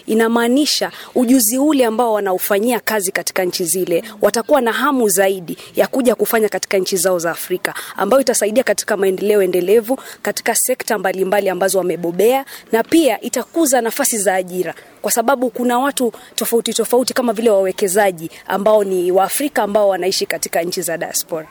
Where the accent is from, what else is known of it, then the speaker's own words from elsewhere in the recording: Mombasa, Mombasa County, Kenya; mimi ni mkazi wa Mombasa